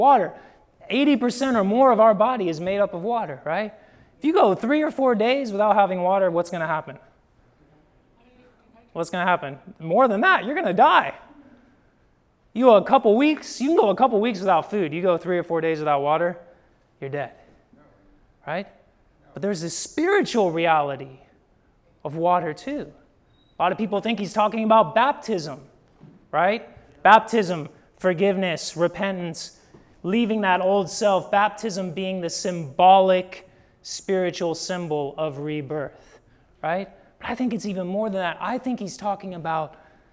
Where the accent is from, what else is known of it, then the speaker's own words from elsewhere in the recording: Midwest, United States; I'm a Midwesterner